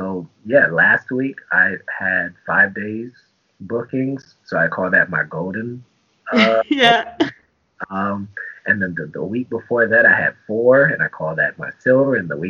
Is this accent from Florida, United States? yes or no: yes; Tampa, Florida, United States; also born or lived in Germany; I'm a military brat, so I'm from Germany and Tampa, Florida. Traveled every 3 years, always the new kid.